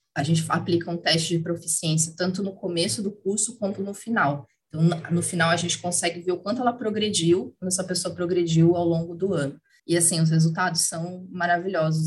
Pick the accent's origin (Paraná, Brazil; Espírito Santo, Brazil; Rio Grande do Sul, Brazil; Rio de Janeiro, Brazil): Paraná, Brazil; Curitiba; moved away as an adult; now in São Paulo, Brazil; moro em São Paulo, sou curitibana, mas moro em São Paulo já, já há sete anos também